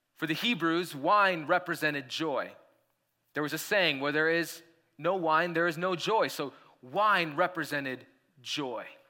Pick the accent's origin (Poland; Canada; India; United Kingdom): India; now in Colorado, United States; when I was growing up in India